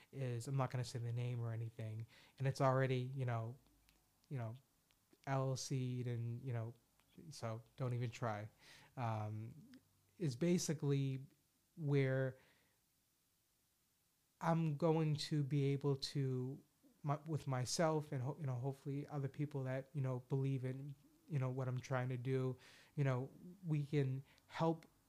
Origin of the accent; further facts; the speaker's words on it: Boston, Massachusetts, United States; Only in Boston, as a Bostonian